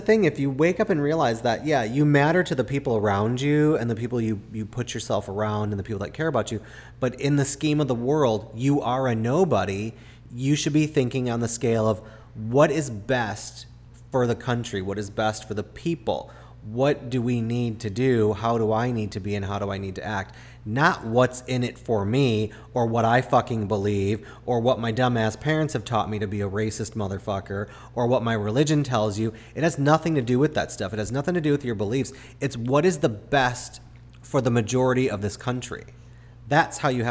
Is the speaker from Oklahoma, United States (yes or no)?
no; Chicago, Illinois, United States; I was raised in Chicago